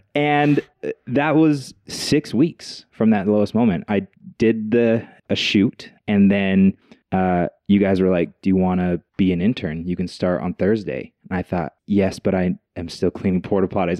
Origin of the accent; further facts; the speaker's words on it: Logan, Utah, United States; now in Utah Valley, United States; I grew up in Logan, Utah, small town, uh, raised by a single mom